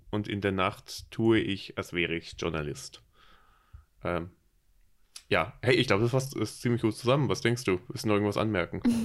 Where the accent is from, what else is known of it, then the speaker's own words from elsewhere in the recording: Berlin, Germany; accent: Hochdeutsch; Komme ich aus Berlin und daher das Hochdeutsch